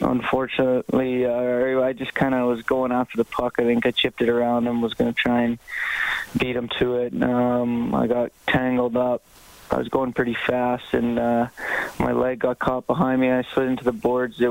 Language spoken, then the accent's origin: English; Canmore, Alberta, Canada; I grew up in Canmore.